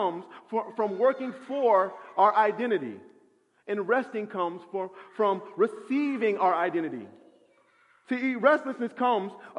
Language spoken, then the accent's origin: English; Midwest, United States; also born or lived in West End, Atlanta; now in Atlanta, United States; as a Midwesterner